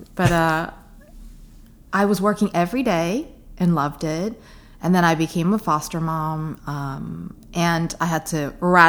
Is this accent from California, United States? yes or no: no; New York City, New York, United States; I consider myself a New Yorker.